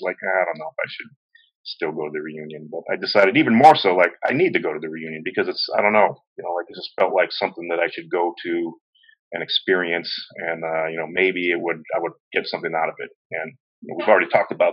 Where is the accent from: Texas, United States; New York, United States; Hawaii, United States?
Hawaii, United States; Kailua; I grew up in Kailua, always been a Kailua boy.